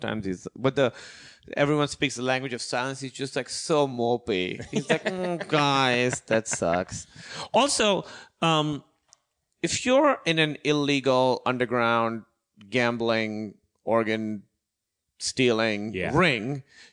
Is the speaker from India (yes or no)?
no; Pakistan; moved away; I'm from Pakistan. I'm here now